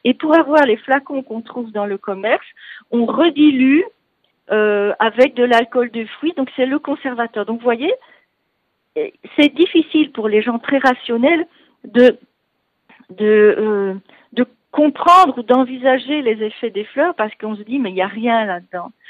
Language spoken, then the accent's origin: French; Belgium; accent: Belgian; moved away; vous entendrez un bon accent, donc que je ne suis pas d'ici, je suis belge